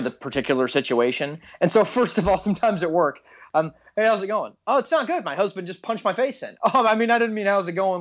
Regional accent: Texas, United States; I grew up in Texas

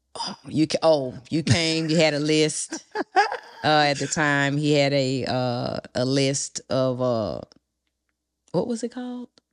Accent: Port Arthur, Texas, United States; I'm from Texas, from Port Arthur.

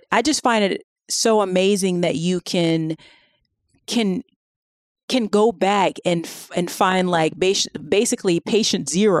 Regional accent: the South, United States; I'm from the South. The majority of the white people I know are actually poor.

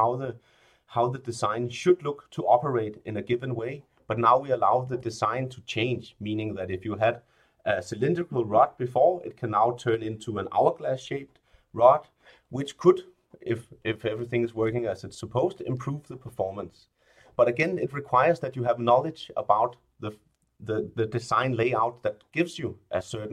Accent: Denmark; I'm from Denmark, so it's really natural that I started playing with Legos at a really young age

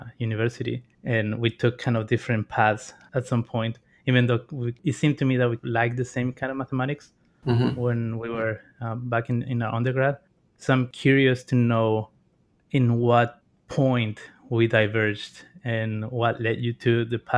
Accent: Mexico; English is a second language; I'm from Mexico

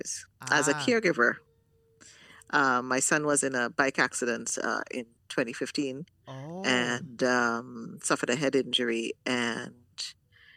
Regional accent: Trinidad & Tobago; I'm a Trinidadian

